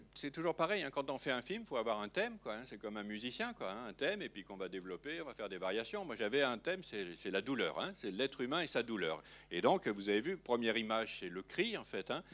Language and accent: French; Lyon, Auvergne-Rhône-Alpes, France; moved away; quand j'appelais le dimanche chez moi à Lyon